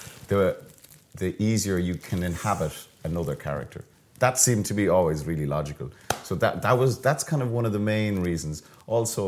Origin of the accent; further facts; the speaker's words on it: Ireland; moved away as an adult; also born or lived in London; now in Dublin, Ireland; we moved home, my wife and our two boys, to Dublin.